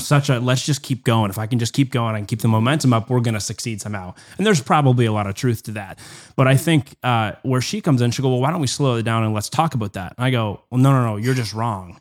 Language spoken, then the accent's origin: English; Canada; as a Canadian